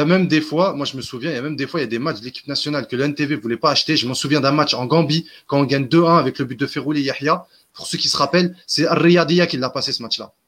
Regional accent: Algeria; chez nous en Algérie

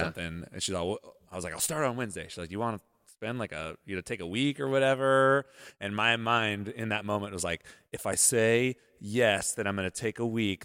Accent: Modesto, California, United States; moved away; I'm from Modesto

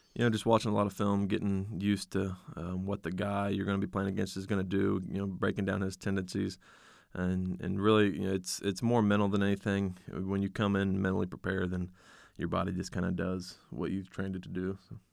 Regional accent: West Milton, Ohio, United States; It's based out of my hometown, West Milton, Ohio.

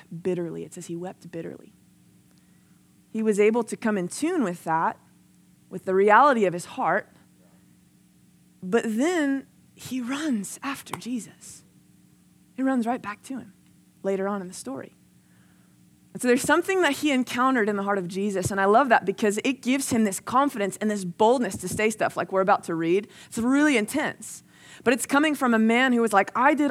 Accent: New Jersey, United States; now in Texas, United States; I grew up in New Jersey, and then I moved to Texas.

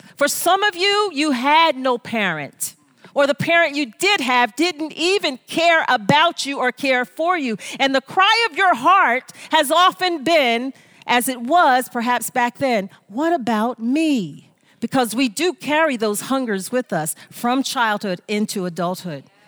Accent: United States; I am American. I am American

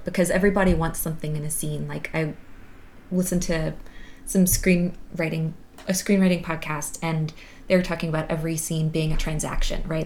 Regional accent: the South, United States; moved away as an adult; also born or lived in Massachusetts; I grew up in the South

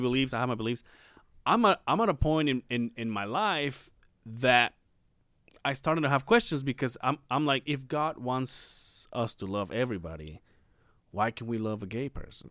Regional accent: Mexico; now in Salt Lake City, United States; We went from my hometown to Mexico City

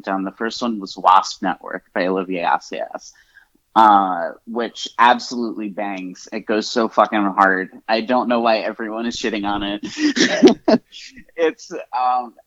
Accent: Southern United States, Southeast, United States; as a Southerner, and especially as someone who's from the same town as Danny McBride

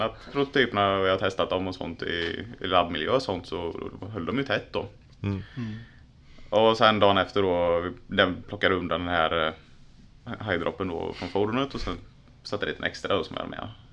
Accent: Tranås, Jönköping County, Sweden; also born or lived in Linköping; född och uppvuxen i Tranås

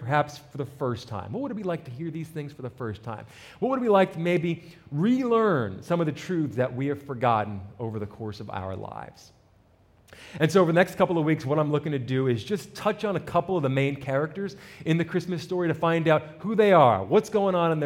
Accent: New Jersey, United States; I'm an Italian from North Jersey, right out the city

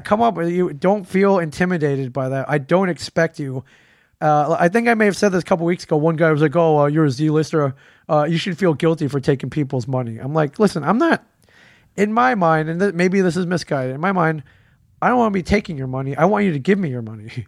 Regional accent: Detroit, Michigan, United States; moved away; it was my hometown con. I grew up there

